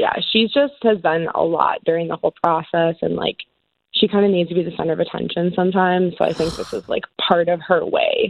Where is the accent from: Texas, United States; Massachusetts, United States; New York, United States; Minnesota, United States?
Minnesota, United States; Minneapolis; I'm from Minneapolis.